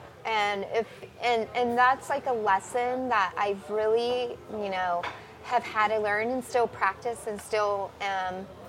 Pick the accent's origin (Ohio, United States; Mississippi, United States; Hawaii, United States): Hawaii, United States; I guess I was fascinated by it because also I grew up in Hawaii during Desert Storm.